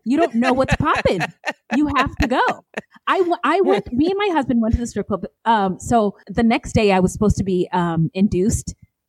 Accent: California, United States; now in Phoenix, United States; growing up in California and living here in Phoenix

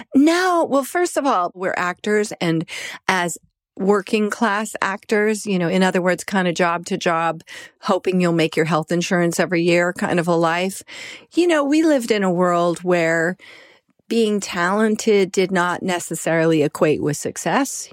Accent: Colorado, United States; moved away; also born or lived in New York; I'm from Colorado originally, then I lived in New York

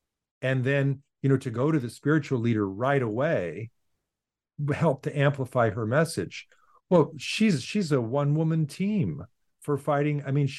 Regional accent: Boston, Massachusetts, United States; look, I'm a philosopher from Boston.

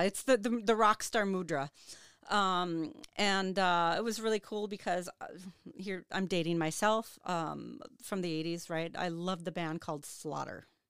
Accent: Duluth, Minnesota, United States; also born or lived in Superior, Wisconsin; I was born and raised here in Duluth

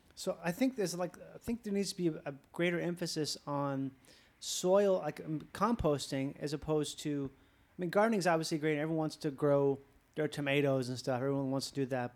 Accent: Minnesota, United States; I'm from Minnesota

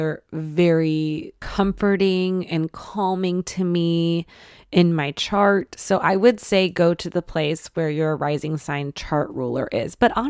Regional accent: Michigan, United States; I wanted to study French growing up, and I'm from Michigan. Like, there's not a whole big French influence there.

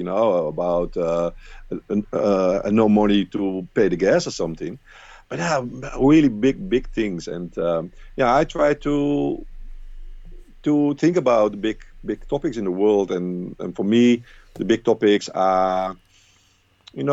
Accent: Rotterdam, South Holland, Netherlands; Rotterdam and the Netherlands, my hometown.

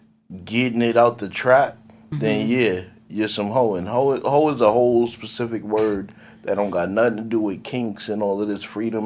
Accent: Jamaica; I'm Jamaican

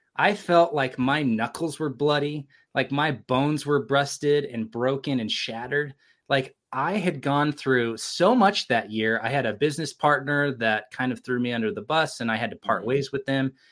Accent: California, United States; now in Provo, United States; I've been here since 2001. I grew up in California but this is my home now

